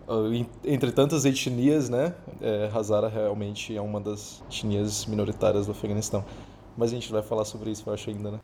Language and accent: Portuguese; Brazil; moved away; Eu, como brasileiro, aplicando em Dubai